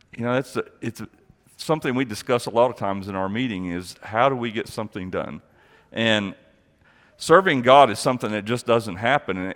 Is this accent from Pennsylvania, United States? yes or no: no; Amarillo, Texas, United States; also born or lived in Abilene, Texas; I grew up in Amarillo